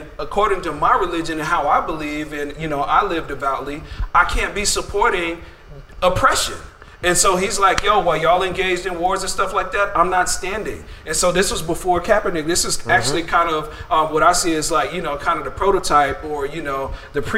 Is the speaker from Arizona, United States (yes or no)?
no; Denver, Colorado, United States; I'm from Denver